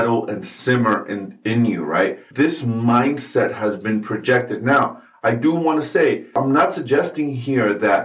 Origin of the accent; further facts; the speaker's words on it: New York City, New York, United States; I am a brown man that was born and raised in New York City in the United States of America.